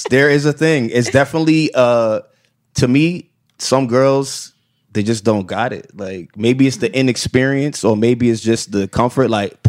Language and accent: English; New York City, New York, United States; moved away as an adult; now in Los Angeles, United States; I'm from Flatbush though.